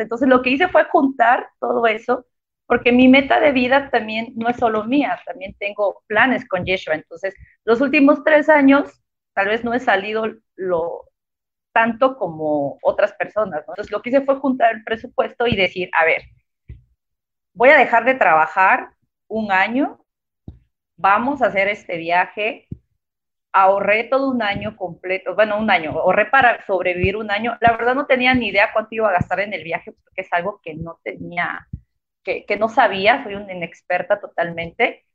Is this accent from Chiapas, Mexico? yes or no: yes; Tuxtla Gutiérrez, Chiapas, Mexico; soy de Tuxtla Gutiérrez, 100% chiapaneca. Toda la vida estuve viviendo en, en Tuxtla Gutiérrez